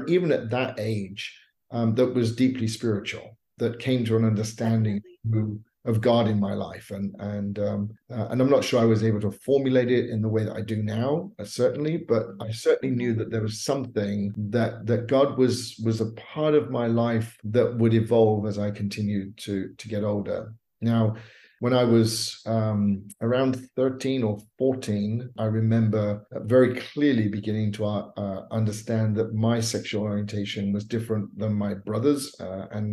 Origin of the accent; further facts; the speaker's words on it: Bournemouth, South West England, United Kingdom; moved away as an adult; also born or lived in Los Angeles, United States; now in United States; my hometown in Bournemouth, England